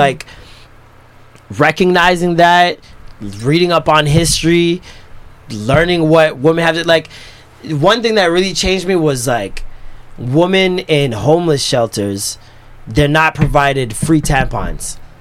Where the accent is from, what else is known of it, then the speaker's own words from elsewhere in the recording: Jamaica; as a Jamaican, as a Christian, like I was raised in church